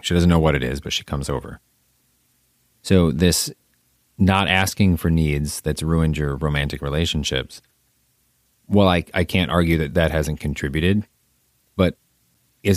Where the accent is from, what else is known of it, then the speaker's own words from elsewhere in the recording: Midwest, United States; I'm a Midwesterner